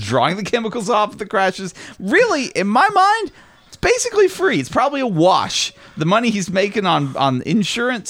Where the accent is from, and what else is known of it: Knoxville, Tennessee, United States; born or raised there